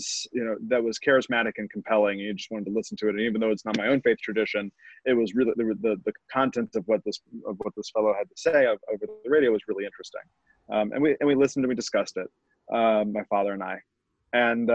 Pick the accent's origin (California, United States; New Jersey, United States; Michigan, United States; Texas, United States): Texas, United States; Houston; I grew up in Houston, Texas, you know, fourth largest city in the United States